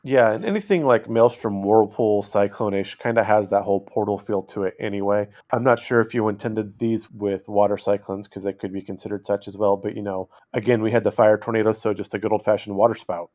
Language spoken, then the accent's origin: English; California, United States; moved away; I grew up in California